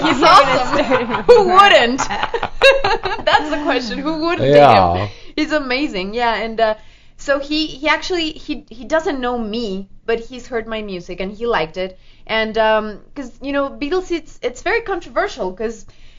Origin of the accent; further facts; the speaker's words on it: Mexico; also born or lived in Canada; I lived in Canada for many years. I was raised in Mexico, too, and my dad's French